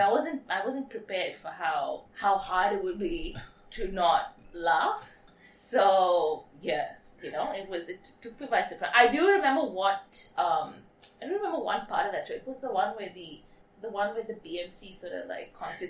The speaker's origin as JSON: {"language": "English", "country": "Australia", "said": "So I am your Australian fan base."}